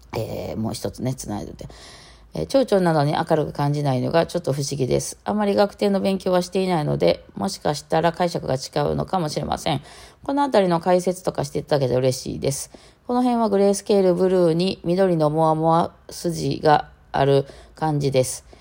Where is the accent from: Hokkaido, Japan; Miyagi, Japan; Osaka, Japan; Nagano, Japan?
Osaka, Japan; 私大阪人で大阪って発音します